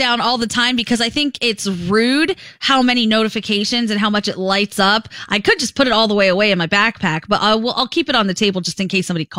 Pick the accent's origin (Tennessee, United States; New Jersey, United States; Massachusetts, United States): New Jersey, United States; Yes. I'm from Jersey.